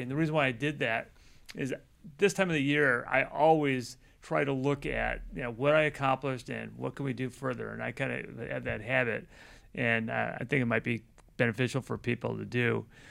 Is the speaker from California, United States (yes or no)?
no; Chicago, Illinois, United States; growing up in Chicago